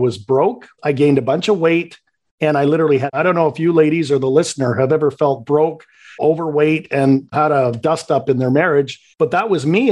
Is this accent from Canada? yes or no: yes; Canada; accent: Canadian; I'm born and raised in Canada. So if you detect a little bit of a Canadian accent, you'll know why.